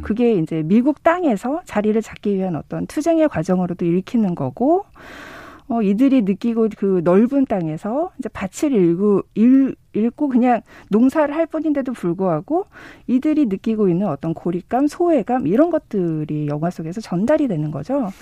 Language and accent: Korean; South Korea